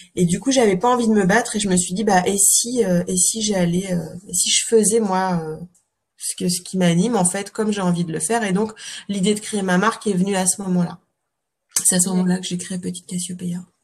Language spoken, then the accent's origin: French; Calvados, Normandy, France; moved away as an adult; also born or lived in Paris; now in Cotentin, France; je suis normande en fait euh, de naissance, hein, mais dans le Calvados